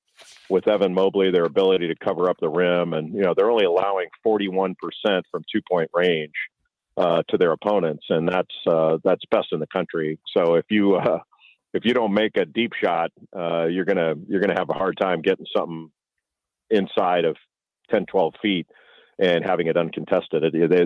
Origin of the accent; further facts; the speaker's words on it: Los Angeles, California, United States; I grew up in Los Angeles, so I understand sort of the whole East Coast bias idea that people out west have